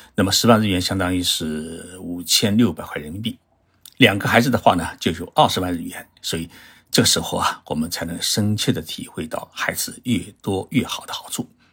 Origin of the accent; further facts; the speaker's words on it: China; now in Japan; 包括我们中国人的孩子，